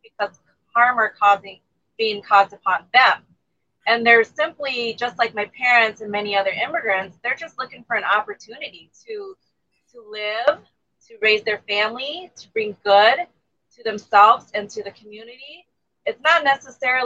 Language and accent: English; United States; also born or lived in Thailand; I grew up here in the U.S. We moved here since I was four. But I was born in a refugee camp